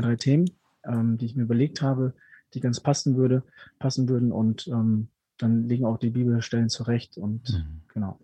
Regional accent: Ruhr area, North Rhine-Westphalia, Germany; also born or lived in Peru; now in Augsburg, Germany; bin mit fünf Jahren nach Deutschland gekommen und aufgewachsen dann im wunderschönen Ruhrgebiet

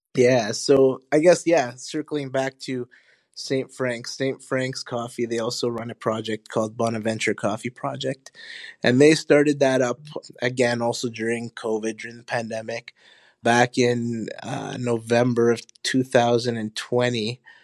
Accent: Honduras; now in Winnipeg, Canada; I was born in Honduras, my family is from Honduras

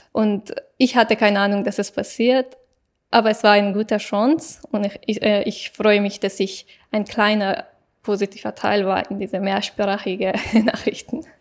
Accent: Afghanistan; German is a second language; now in Germany; es ist mein Land

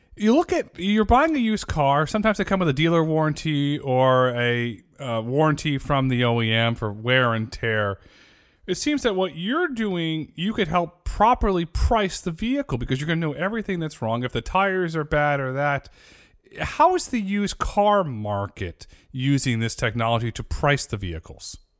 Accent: Northeast, United States; I grew up in the Northeast

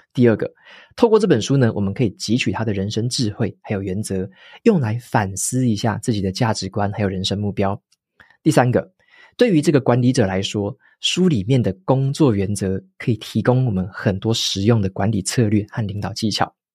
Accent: Taiwan; 身为台湾人的我们

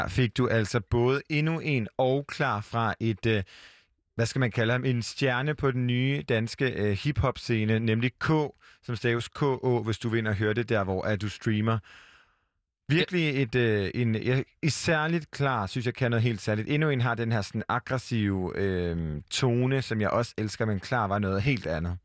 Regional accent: Hjortshøj, Central Denmark Region, Denmark; moved away; da jeg boede hjemme i Hjortøj, en by ja. uden for øh, Aarhus

